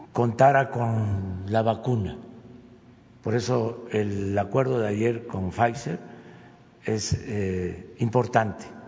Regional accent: Tepetitán, Tabasco, Mexico; soy de Tepetitán, Macuspana, Tabasco

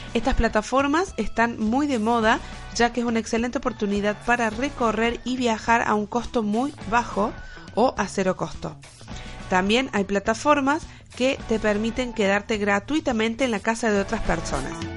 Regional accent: Argentina; moved away as an adult; now in Spain; Como argentinos, decidimos dejar toda nuestra vida para empezar una nueva vida en otro rincón del mundo. España para nosotros es nuestro nuevo hogar

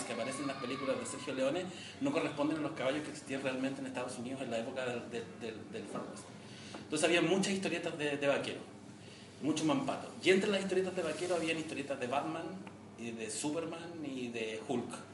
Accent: Victoria, Araucanía, Chile; moved away as an adult; mi infancia en, en Victoria

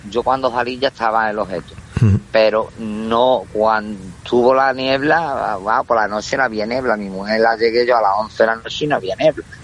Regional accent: Villamartín, Andalusia, Spain; now in Jerez, Spain; que yo soy de pueblo de Villamartín

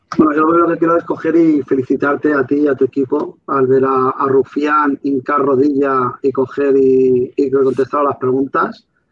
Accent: Valencian Community, Spain; Yo como valenciano

